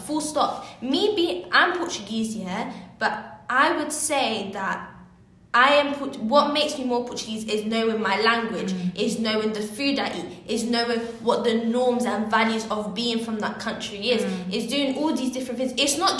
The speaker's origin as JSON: {"language": "English", "country": "Kenya", "said": "if I'm saying I'm Kenyan, you, like, who are you to be telling me?"}